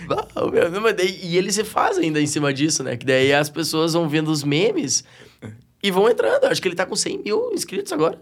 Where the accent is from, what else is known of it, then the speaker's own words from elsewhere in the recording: Porto Alegre, Rio Grande do Sul, Brazil; sou um gaúcho bem da capital